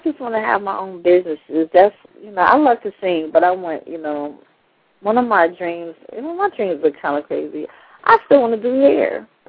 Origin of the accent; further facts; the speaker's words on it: New York City, New York, United States; growing up in New York